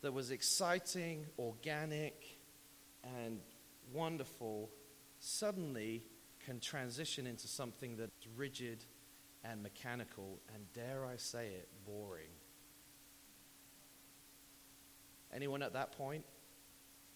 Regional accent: United Kingdom; moved away; also born or lived in Texas; I'm British

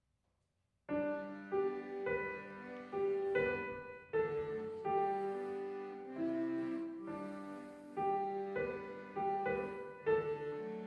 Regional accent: Green Bay, Wisconsin, United States; I was born in Green Bay.

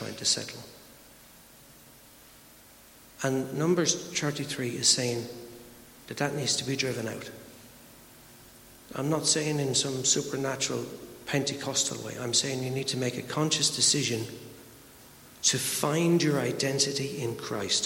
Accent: Ireland; I'm Irish

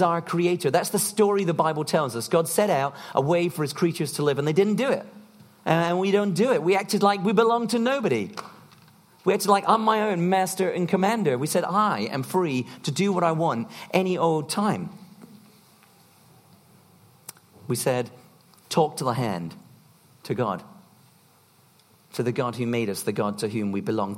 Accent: United Kingdom; we're British

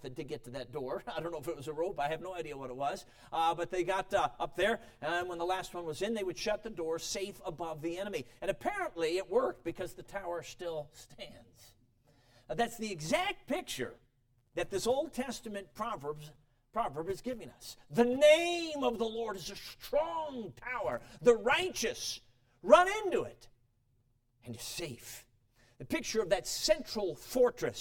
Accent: Chicago, Illinois, United States; also born or lived in Durango, Colorado; I was born in Durango, Colorado, so it's good to be back on the turf, though I had to live most of my life in Chicago

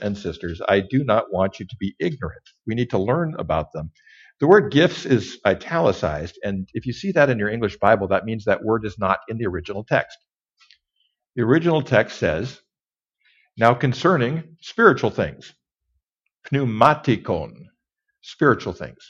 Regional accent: Kellogg, Idaho, United States; Kellogg, Idaho, Northern Idaho. I was raised in Northern Idaho.

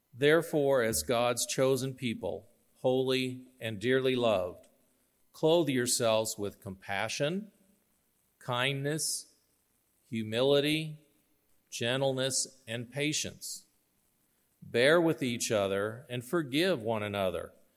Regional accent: York, Nebraska, United States; also born or lived in Arkansas; I grew up here in York. Uh, my family moved to York in nineteen seventy

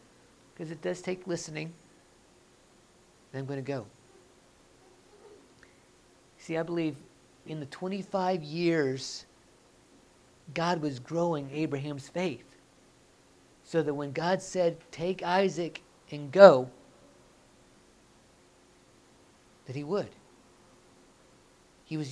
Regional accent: Oklahoma, United States; moved away as an adult; I'm born and raised in Oklahoma

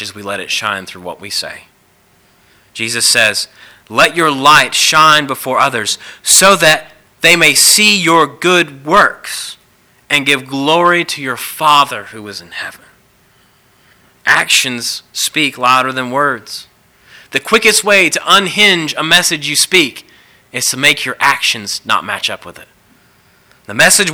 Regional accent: the South, United States; growing up in the South, I've been to lots of revivals

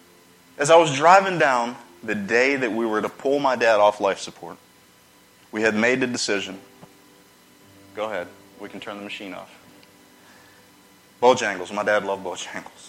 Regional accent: Charlotte, North Carolina, United States; moved away; I'm from North Carolina, Charlotte area

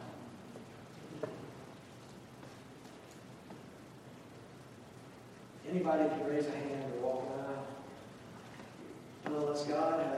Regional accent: the South, United States; moved away; I grew up in the South

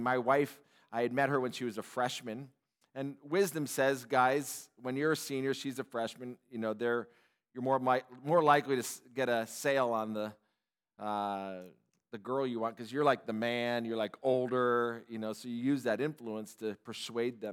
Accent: Upland, California, United States; I grew up in Southern California in Upland, Ontario area

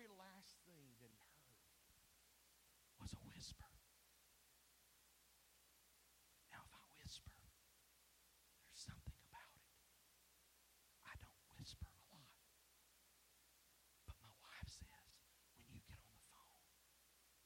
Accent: East Tennessee, United States; moved away as an adult; also born or lived in Baton Rouge, Louisiana / South Mississippi; East Tennessee, we don't get storms like y'all get in South Mississippi and Baton Rouge

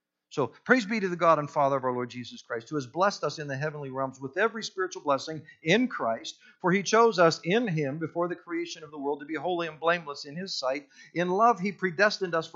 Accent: Punxsutawney, Pennsylvania, United States; I grew up in Punxsutawney, Pennsylvania, home of the groundhog, Groundhog Day, all

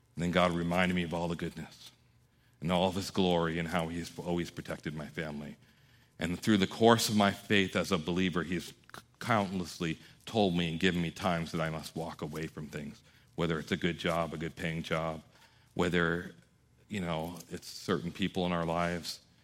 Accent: New York, United States; I was raised by Italians in New York

